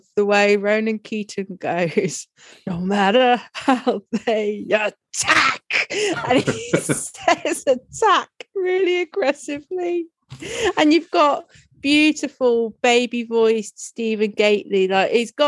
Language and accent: English; Lincolnshire coast, East Midlands, United Kingdom; I grew up on the Lincolnshire coast, so many caravans